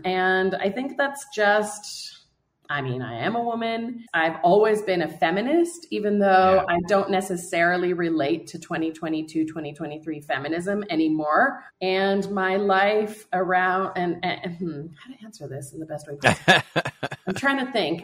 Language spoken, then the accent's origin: English; United States; moved away as an adult; also born or lived in Warsaw, Poland; I moved to Poland when I was 18. I'm American born, but I'm half Polish